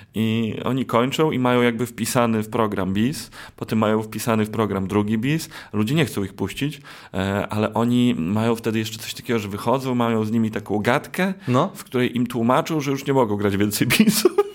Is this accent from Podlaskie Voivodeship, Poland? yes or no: yes; Białystok, Podlaskie Voivodeship, Poland; u nas w Białymstoku